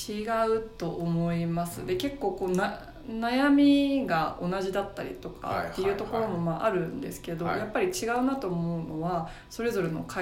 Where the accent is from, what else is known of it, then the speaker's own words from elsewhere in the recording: Saga, Japan; moved away; also born or lived in Fukushima; 佐賀出身です